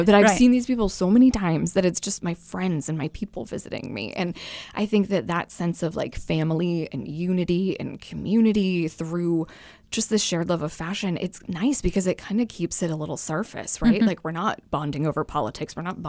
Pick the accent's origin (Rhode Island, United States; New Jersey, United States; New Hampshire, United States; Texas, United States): New Hampshire, United States; Londonderry; also born or lived in Concord / Virginia; So I was born in Concord, lived in Virginia for a few years when I was a kid, and then moved back to New Hampshire in fifth grade.